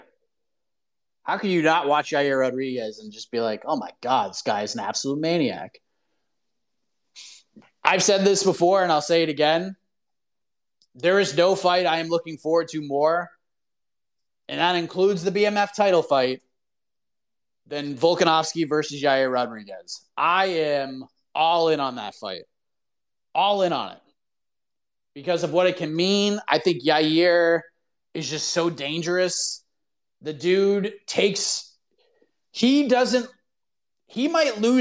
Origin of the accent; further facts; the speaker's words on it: Boston, Massachusetts, United States; moved away as an adult; I lived in Boston my whole life until about 2 years ago.